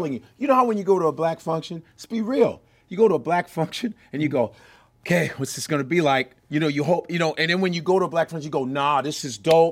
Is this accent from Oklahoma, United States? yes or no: no; Chicago, Illinois, United States; I'm from Chicago.